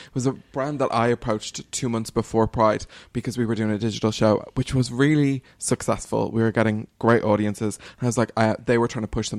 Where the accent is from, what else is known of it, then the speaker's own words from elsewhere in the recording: Dublin, Leinster, Ireland; I had wanted to bring you back to my hometown in 2021.